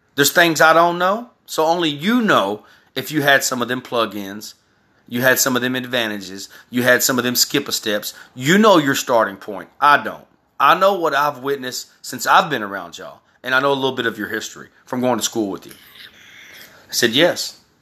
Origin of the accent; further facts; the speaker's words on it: Texas, United States; also born or lived in California; I was raised in Texas.